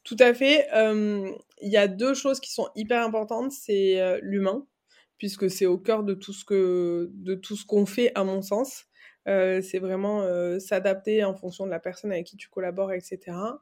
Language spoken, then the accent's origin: French; Aveyron, Occitania, France; moved away as an adult; also born or lived in Toulouse / Dublin / Barcelona; now in Paris, France; j'ai grandi en Aveyron, j'ai étudié à Toulouse, à Dublin, à Barcelone